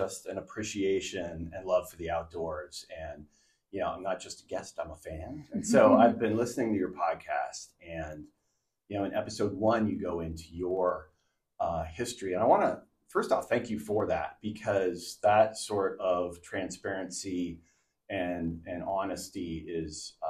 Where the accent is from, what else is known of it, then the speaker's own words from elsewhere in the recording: Southern California, United States; moved away as an adult; also born or lived in Portland, Oregon; now in Oregon coast, United States; I grew up in Southern California